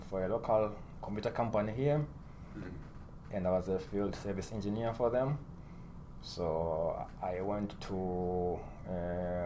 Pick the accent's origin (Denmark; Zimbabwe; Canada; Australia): Zimbabwe; moved away as an adult; also born or lived in Michigan, United States; now in United States; I was born and raised in Zimbabwe. And I came to the U.S. When I was 25